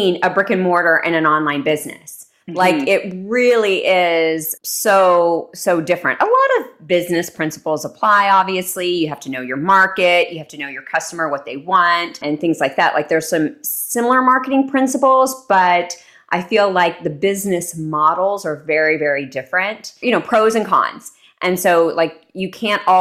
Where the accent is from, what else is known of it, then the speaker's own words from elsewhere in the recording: Texas, United States; moved away; also born or lived in New York City; growing up in Texas